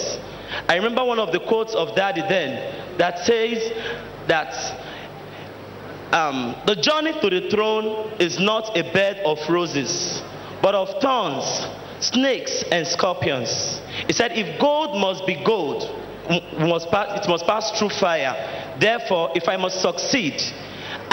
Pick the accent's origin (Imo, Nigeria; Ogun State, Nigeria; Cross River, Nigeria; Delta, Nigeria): Delta, Nigeria; now in Lagos, Nigeria; I am from Delta State.